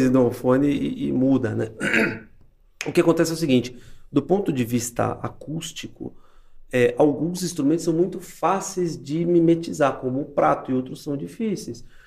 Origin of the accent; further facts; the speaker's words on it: Brazil; nós, como brasileiros